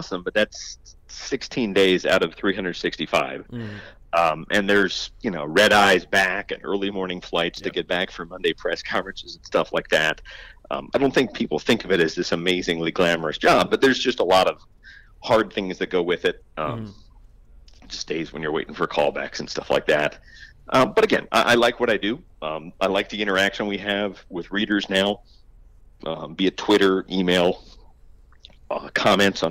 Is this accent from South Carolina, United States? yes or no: no; Philadelphia, Pennsylvania, United States; now in Clearwater, United States; I'm from Philadelphia originally, so I very much grew up a Phillies fan